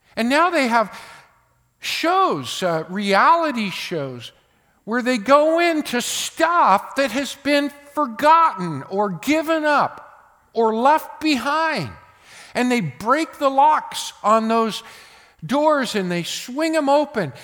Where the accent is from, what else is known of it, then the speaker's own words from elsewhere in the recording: United States; born in America